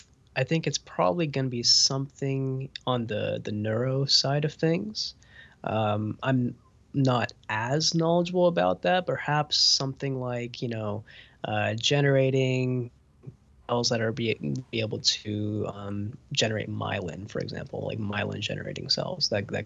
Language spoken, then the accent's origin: English; Huntsville, Alabama, United States; So I grew up in Huntsville, Alabama, which is Rocket City, USA. It's the home of Space Camp.